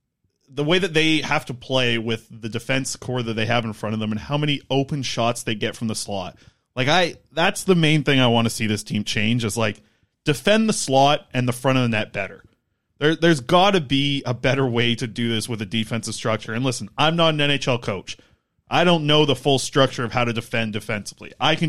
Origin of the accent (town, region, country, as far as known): Nanaimo, British Columbia, Canada; born or raised there